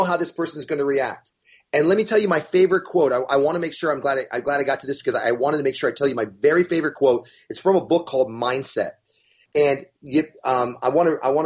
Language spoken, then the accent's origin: English; Florida, United States; We're from Florida